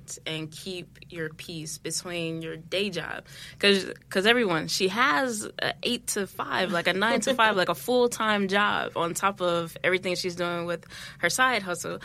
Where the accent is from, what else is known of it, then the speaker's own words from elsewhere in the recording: Chicago, Illinois, United States; now in New York, United States; I'm from the South Side